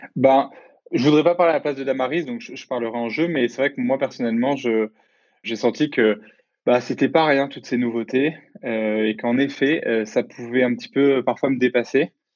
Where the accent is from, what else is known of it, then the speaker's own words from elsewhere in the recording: Lyon, Auvergne-Rhône-Alpes, France; also born or lived in Pays de la Loire; je suis de Lyon